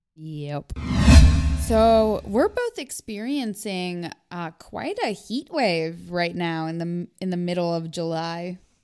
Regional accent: Canada; I grew up in Canada where we use the metric system

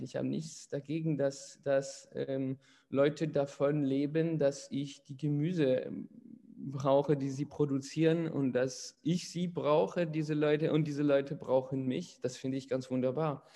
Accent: Paris, Île-de-France, France; moved away as an adult; now in near Poitiers, France; ich bin in Paris geboren und aufgewachsen

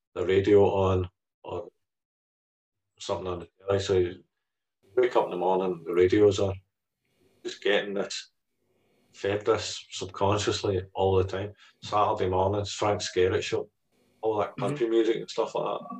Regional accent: Scotland, United Kingdom; one of the defining characteristics of being Scottish

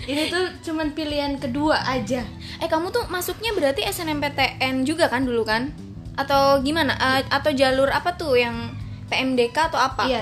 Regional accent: Bali, Indonesia; born there; saya lahir di Bali, terus sering main ke sana.

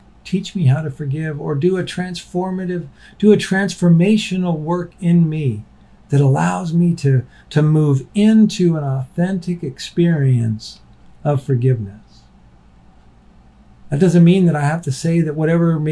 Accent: United States; as an American

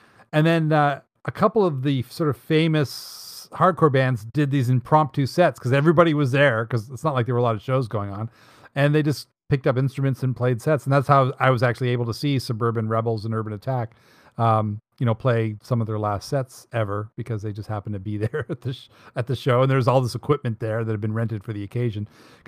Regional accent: Dartmouth, Nova Scotia, Canada; I was born in Dartmouth, and born on Dartmouth Natal Day. So that makes me a Yankee Dartmouth dandy.

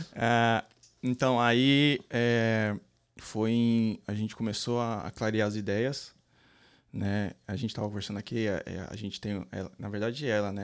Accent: São Paulo, Brazil; moved away as an adult; also born or lived in Recife, Pernambuco; now in Columbus, United States; Eu sou de São Paulo, capital.

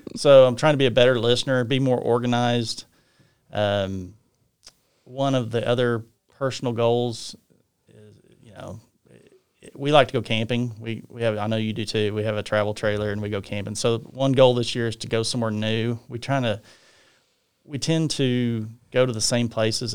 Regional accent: Guthrie, Oklahoma, United States; also born or lived in Stillwater; this is where I was raised. This is my hometown.

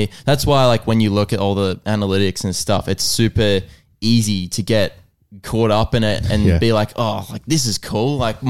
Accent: United States; I'm American.

